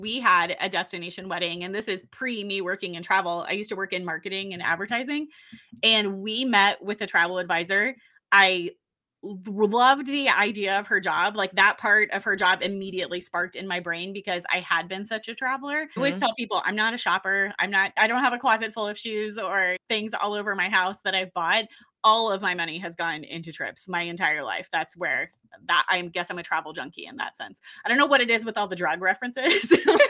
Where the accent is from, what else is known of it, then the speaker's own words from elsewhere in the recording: Midwest, United States; No, I grew up. So I am from the Midwest originally, and I have a big family. If we traveled, it was close to home.